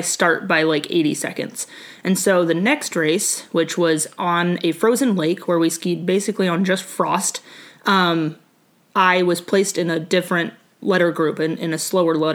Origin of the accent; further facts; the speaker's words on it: Anchorage, Alaska, United States; I grew up in Anchorage, Alaska